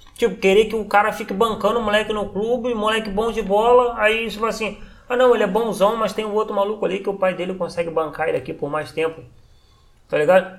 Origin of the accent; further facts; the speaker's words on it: Teresópolis, Rio de Janeiro, Brazil; eu sou de Teresópolis